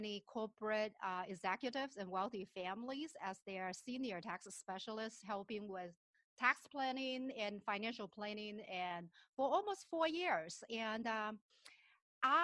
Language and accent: English; southern China, China; moved away as an adult; also born or lived in Shenzhen, China; now in Minnesota, United States; I was born and raised in China, and my parents were school teachers in a very remote village in southern part of China.